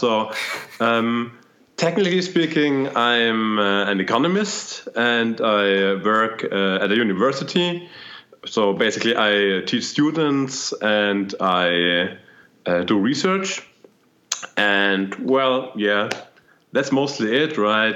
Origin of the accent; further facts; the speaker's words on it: Germany; I'm from Germany